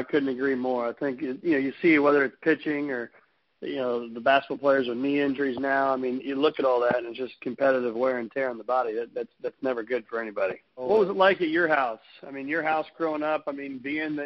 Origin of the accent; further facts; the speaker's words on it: Mattoon, Illinois, United States; growing up in Mattoon, Illinois, and just south of Champaign